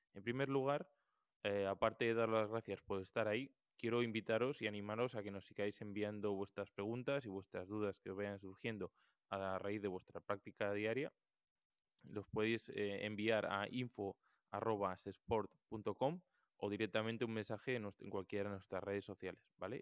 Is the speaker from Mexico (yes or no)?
no; Galicia, Spain; yo, como buen gallego